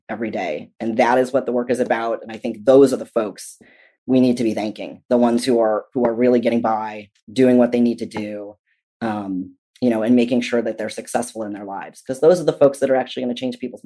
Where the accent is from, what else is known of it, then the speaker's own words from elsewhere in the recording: Southern California, United States; also born or lived in Massachusetts; My entire family is from there. Despite the fact that I grew up in Southern California, Massachusetts is my home